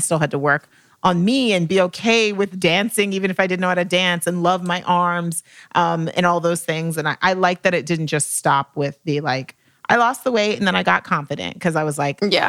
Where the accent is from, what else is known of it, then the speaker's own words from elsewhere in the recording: Texas, United States; now in Los Angeles, United States; I'm from Texas too